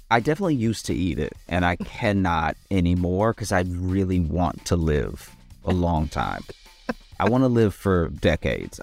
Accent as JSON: {"language": "English", "region": "the South", "country": "United States", "tie": "born or raised there", "said": "growing up in the South as a, as a black person, especially a black person that gets into comedy"}